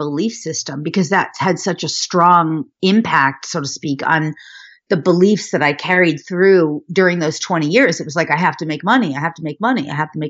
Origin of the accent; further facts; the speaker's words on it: Westchester County, New York, United States; born there; I was born in New York, outside of Manhattan in Westchester County.